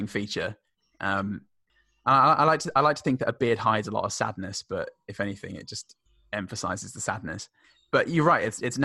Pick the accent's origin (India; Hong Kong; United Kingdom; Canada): United Kingdom; now in Australia; We had the same in the UK, or I did at least. In my upper school, my hometown was a three-tier system for a while